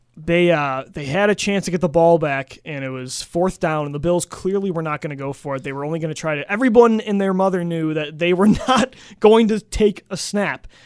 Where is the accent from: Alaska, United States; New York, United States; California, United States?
New York, United States; Buffalo; I love Buffalo as my, my hometown